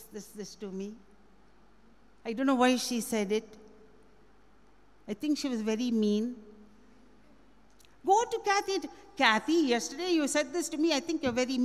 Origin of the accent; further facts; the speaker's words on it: India; I'm very proud to be an Indian.